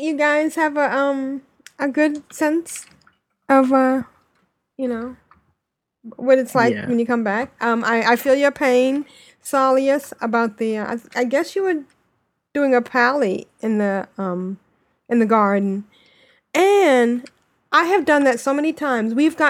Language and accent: English; United Kingdom; I mean, I'm British.